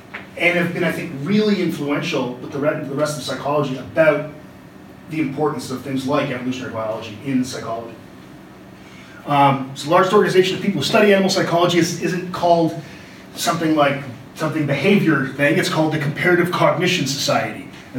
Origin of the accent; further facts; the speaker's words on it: Canada; That wasn't just me doing that because I'm Canadian.